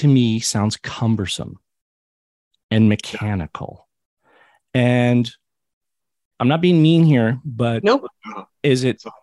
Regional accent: Hamilton, Ontario, Canada; born or raised there

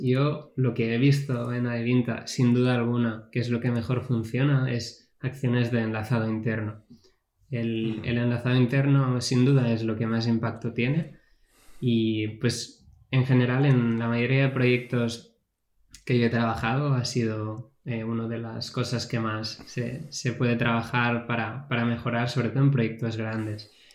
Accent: Catalonia, Spain; yo como buen catalán

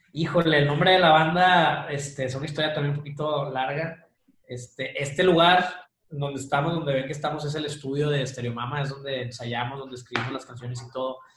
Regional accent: Monterrey, Nuevo León, Mexico; also born or lived in Chihuahua; Soy de Monterrey, viví unos años en Chihuahua, pero ya estoy aquí de regreso.

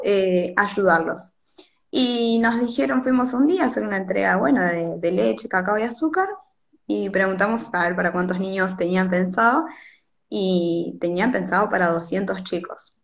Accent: Monte Hermoso, Buenos Aires Province, Argentina; also born or lived in La Plata; yo tengo 22 años, soy de Monte Hermoso

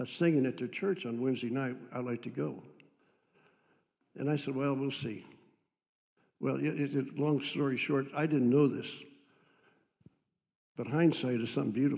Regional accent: Andover, Ohio, United States; I was raised in Andover, Ohio.

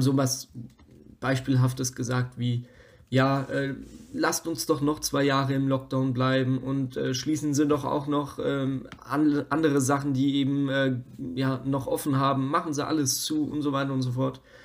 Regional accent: Bavaria, Germany; bei uns heißt es halt einfach Semmel

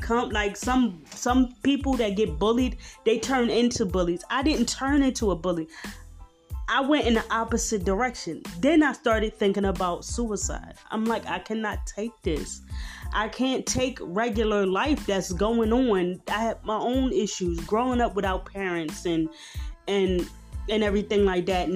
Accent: Philadelphia, Pennsylvania, United States; I'm from South Philly

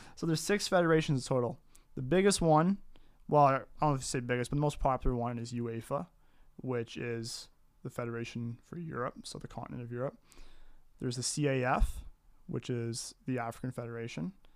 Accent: Riverview, New Brunswick, Canada; I am, uh, from Riverview, New Brunswick. Proud Canadian, proud Maritimer

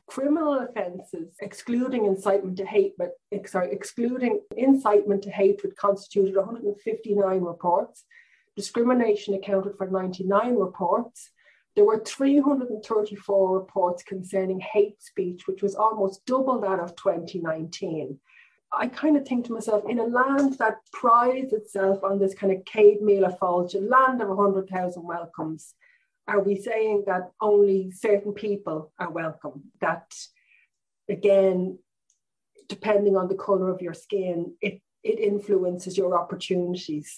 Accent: Ireland

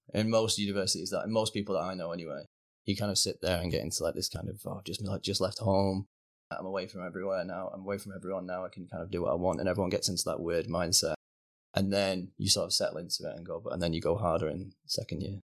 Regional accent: Rochdale, North West England, United Kingdom; moved away as an adult; now in Canada; I actually grew up in, uh, a little village called Norden, so it's about twelve miles outside of Manchester city centre.

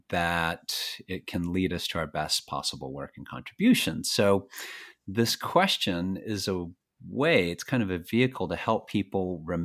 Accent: Fort Worth, Texas, United States; now in Catskill Mountains, United States; I grew up in Texas. I live in New York, just north of New York City now in the Catskill Mountains. But I grew up in Texas, in Fort Worth.

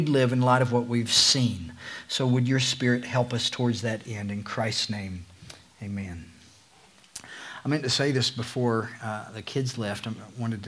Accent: Eastern Kentucky, United States; the atmosphere I grew up in Eastern Kentucky

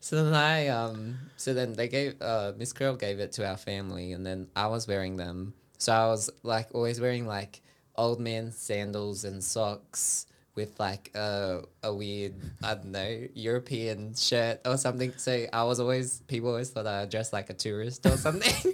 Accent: Sydney, New South Wales, Australia; I grew up in Sydney

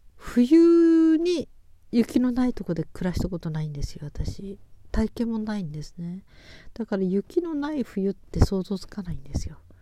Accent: Japan; 私は雪国育ち

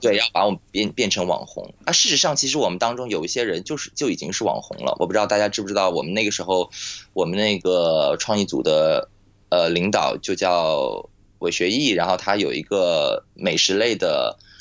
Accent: Nantong, Jiangsu, China; now in Shanghai, China; 我老家是在，呃，南通嘛，然后我们家现在上海

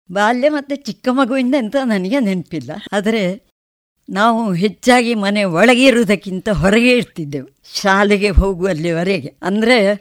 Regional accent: Urimajalu, Karnataka, India; ನಾನು ಉರಿಮಜಲು ಮನೆಯಲ್ಲಿ ಹುಟ್ಟಿದೆ

